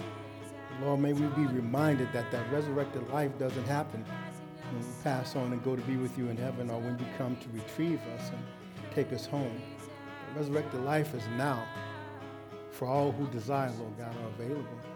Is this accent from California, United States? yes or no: yes; Los Angeles, California, United States; growing up in Los Angeles